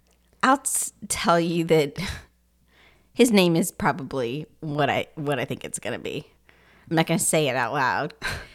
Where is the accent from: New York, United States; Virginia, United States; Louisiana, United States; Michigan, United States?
Louisiana, United States; we're from Louisiana.